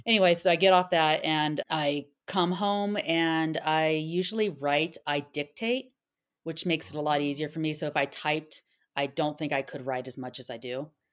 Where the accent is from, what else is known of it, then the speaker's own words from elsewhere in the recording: Southern California, United States; accent: SoCal; my SoCal accent